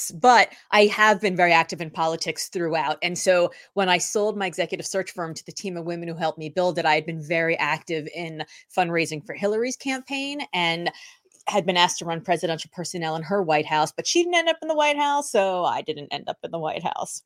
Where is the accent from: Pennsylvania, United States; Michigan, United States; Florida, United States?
Florida, United States; Miami; moved away as an adult; now in Boston, United States; I didn't move to Boston until the early two thousands, but in nineteen eighty-six, growing up in Miami